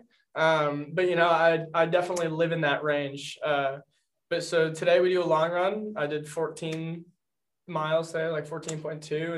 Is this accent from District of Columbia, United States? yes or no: no; North Reading, Massachusetts, United States; moved away as an adult; now in Worcester, United States; I am from North Reading, Massachusetts, originally